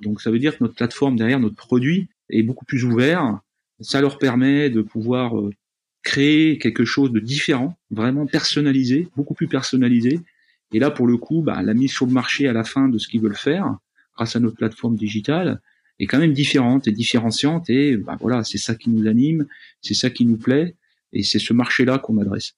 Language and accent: French; Jura, Bourgogne-Franche-Comté, France; je suis jurassien de naissance. En fait, je suis né euh, dans une petite ville jurassienne